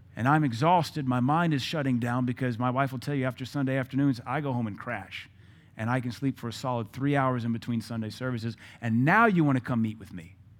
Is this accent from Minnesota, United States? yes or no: no; Seattle, Washington, United States; moved away; I'm from Seattle.